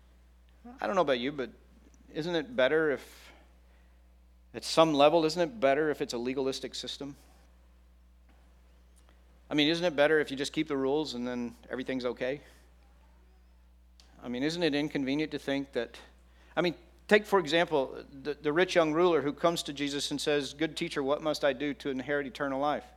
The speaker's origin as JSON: {"language": "English", "region": "Texas", "country": "United States", "tie": "born or raised there", "said": "I grew up in Texas"}